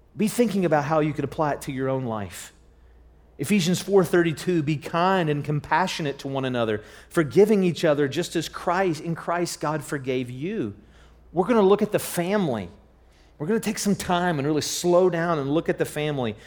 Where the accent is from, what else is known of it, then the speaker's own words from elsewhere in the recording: Charleston, United States; I'm from the Charleston area